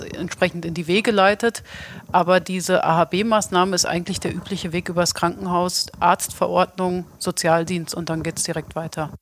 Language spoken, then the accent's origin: German; Hesse, Germany; als Hesse